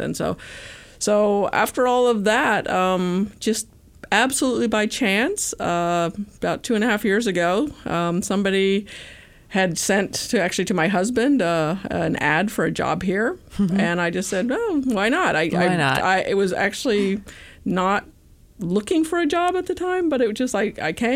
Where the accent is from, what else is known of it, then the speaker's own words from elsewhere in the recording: Alabama, United States; moved away; I grew up in Alabama